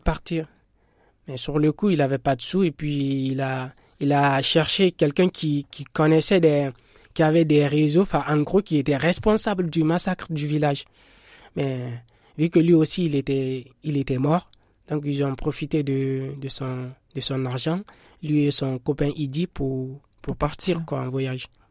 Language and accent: French; Guinea; now in France; je suis guinéen. Je suis en France, ça, fait deux ans.